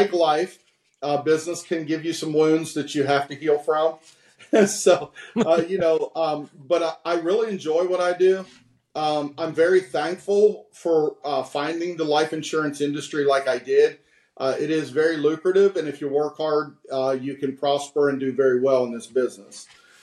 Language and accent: English; West Virginia, United States; being that I'm from West Virginia, right on the border